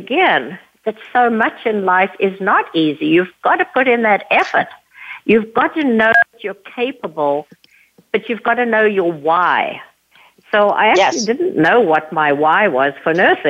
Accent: a little town outside of Johannesburg, Gauteng, South Africa; moved away; So, yes, I was born and raised in South Africa. I grew up in a little town outside of Johannesburg, South Africa

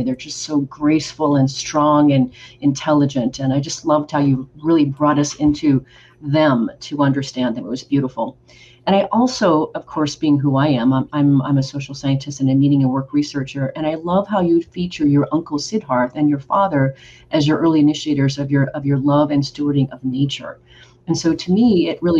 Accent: Oregon, United States; also born or lived in Rio de Janeiro, Brazil; now in Texas, United States; I'm originally from Oregon

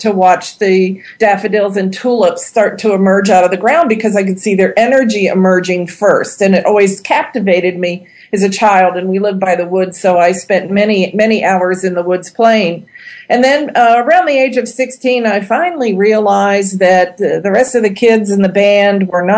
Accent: Ohio, United States; moved away as an adult; also born or lived in Indiana; my hometown in Ohio

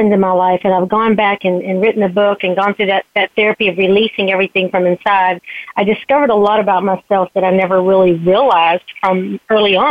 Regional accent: Southeast Texas, United States; I was born in Southeast Texas

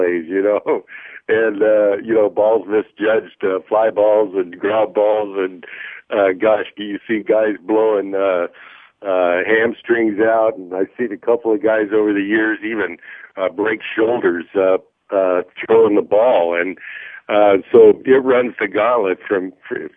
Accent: Colorado Springs, Colorado, United States; I grew up out in Colorado, a great Yankee fan

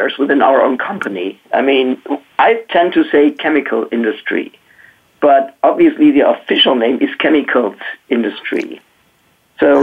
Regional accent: Wuppertal, North Rhine-Westphalia, Germany; my hometown, which is called Wuppertal

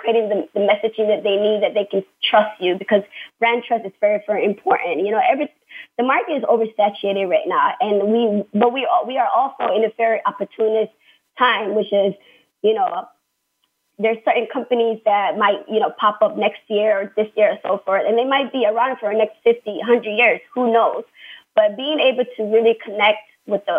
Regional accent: United States; I am American

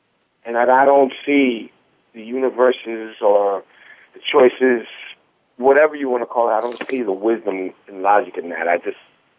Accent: New York, United States; now in Los Angeles, United States; I'm from New York. Things are done a little bit different.

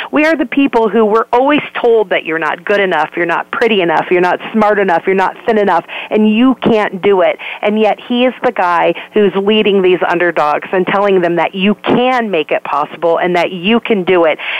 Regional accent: South Bend, Indiana, United States; Yes, that's awesome that I beat all odds and I'm from South Bend, Indiana, and I did all these wonderful things to make people love me

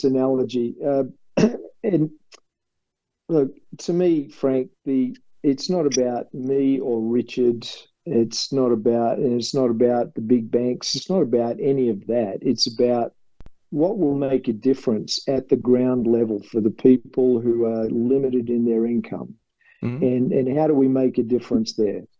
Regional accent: Australia; accent: Australian; moved away; with my Australian accent

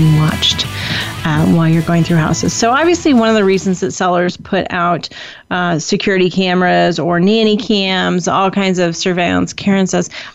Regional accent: Indiana, United States; now in California, United States; we grew up in the Midwest in Indiana

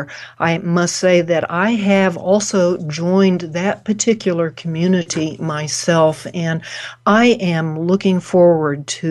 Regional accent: Oklahoma, United States; From my upbringing, I was brought up in Oklahoma

